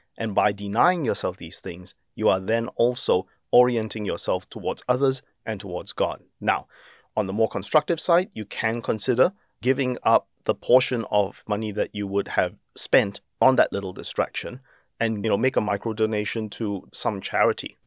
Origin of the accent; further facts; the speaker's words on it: Singapore; now in Australia; as a Singaporean born um, Australian